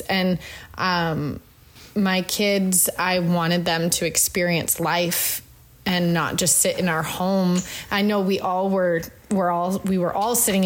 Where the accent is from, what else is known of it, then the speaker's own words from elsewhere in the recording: Northern Canada, Canada; moved away; I grew up very like in Northern Canada. Like we were 2 hours from a grocery store.